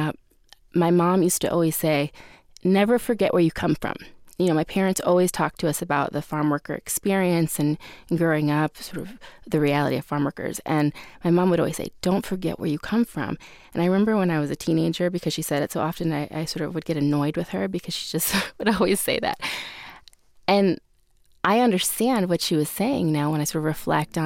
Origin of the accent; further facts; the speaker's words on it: Fremont, Ohio, United States; So I grew up in Northwest Ohio. My hometown is called Fremont, Ohio